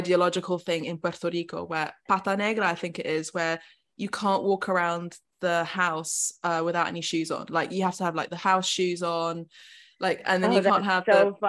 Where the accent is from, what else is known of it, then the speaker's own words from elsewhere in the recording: United Kingdom; accent: British; also born or lived in Italy / Los Angeles; even though I have a very sort of British accent